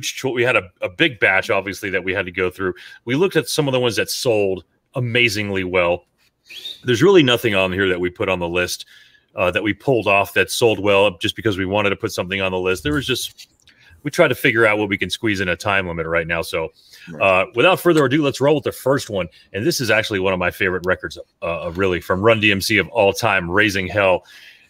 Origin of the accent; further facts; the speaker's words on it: Miami, Florida, United States; now in Texas, United States; we grew up in Miami during the 80s